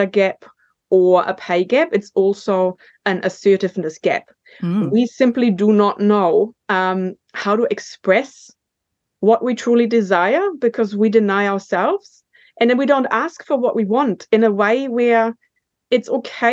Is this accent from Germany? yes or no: yes; Germany; accent: German; moved away as an adult; now in New Zealand; I was born in Germany, and I got the call to come to New Zealand for a year to work in 1999.